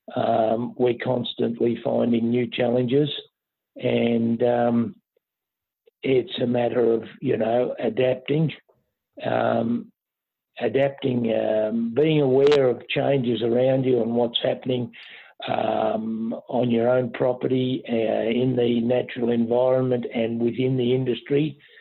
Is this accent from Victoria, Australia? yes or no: yes; Moriac, Victoria, Australia; now in Derrinallum, Australia; I personally was born and bred uh, at Moriac